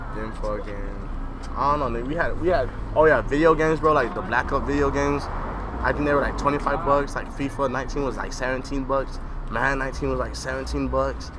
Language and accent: English; Arizona, United States; I am from Arizona